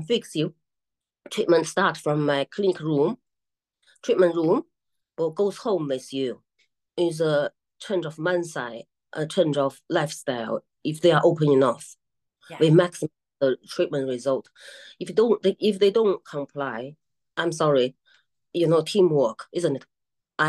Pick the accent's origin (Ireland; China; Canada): China; Beijing; now in Manchester, United Kingdom; I'm from Beijing